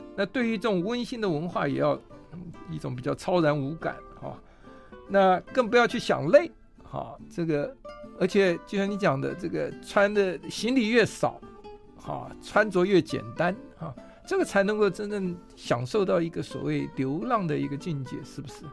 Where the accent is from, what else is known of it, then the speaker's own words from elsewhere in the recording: southern Taiwan, Taiwan; moved away; 尤其是乡下长大小孩，我小时候在南部长大